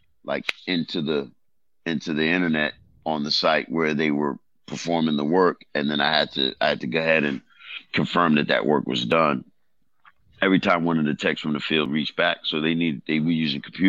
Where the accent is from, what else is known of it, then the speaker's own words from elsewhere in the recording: Jamaica; moved away; I was born in Jamaica. I'm from a third world country that's hood, too.